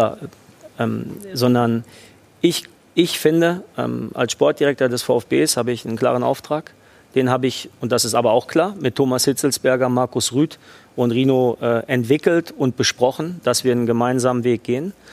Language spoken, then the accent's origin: German; Dortmund, North Rhine-Westphalia, Germany; born there; am Ende bin ich in Dortmund geboren, habe dort lange gearbeit, äh, gearbeitet.